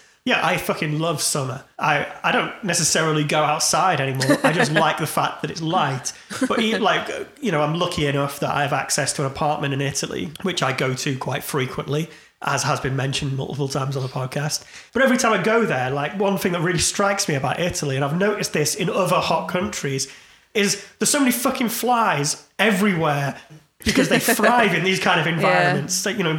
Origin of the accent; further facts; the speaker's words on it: United Kingdom; And we're British and we're polite and we don't say it.